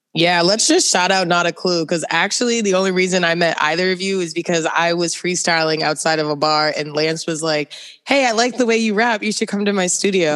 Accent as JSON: {"language": "English", "region": "East Coast", "country": "United States", "moved": "yes", "said": "I'm from the East Coast"}